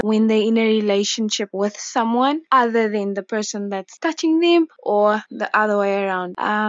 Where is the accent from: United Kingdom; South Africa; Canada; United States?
South Africa; Cape Town, Western Cape; I'm from Cape Town.